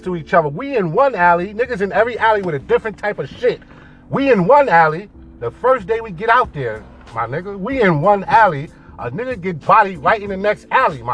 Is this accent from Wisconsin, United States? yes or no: no; New York City, New York, United States; I'm from Harlem. 126 in Lexington